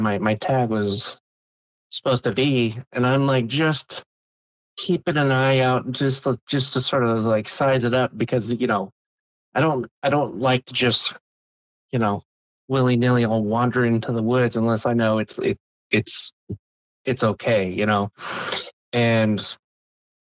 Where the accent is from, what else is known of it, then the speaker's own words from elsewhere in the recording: Matanuska Valley, Alaska, United States; moved away; I grew up in Alaska